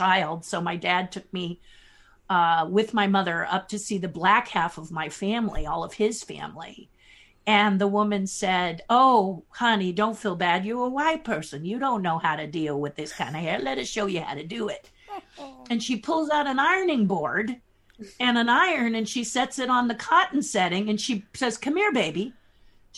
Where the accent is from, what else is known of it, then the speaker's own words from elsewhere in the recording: Los Angeles, California, United States; I am from Hollywood, California